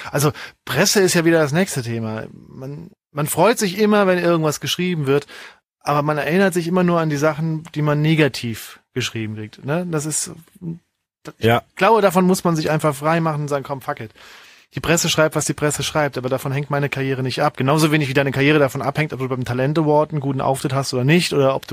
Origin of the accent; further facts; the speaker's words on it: Saarbrücken, Saarland, Germany; so ein Rockclub in Saarbrücken, wo ich herkomme